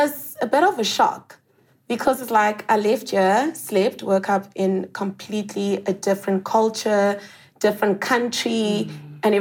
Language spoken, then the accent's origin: English; Johannesburg, Gauteng, South Africa; moved away as an adult; also born or lived in California; I'm a city girl, so I was born and raised in Joburg